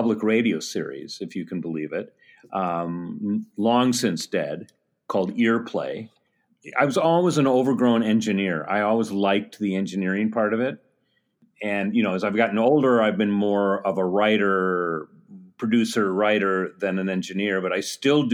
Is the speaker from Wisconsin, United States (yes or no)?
yes; Madison, Wisconsin, United States; I grew up in Madison, Wisconsin